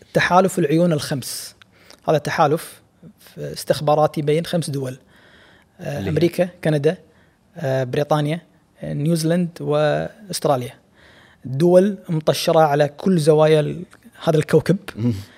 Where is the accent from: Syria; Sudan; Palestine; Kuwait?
Kuwait; احنا ككويتيين وكخليجيين بشكل عام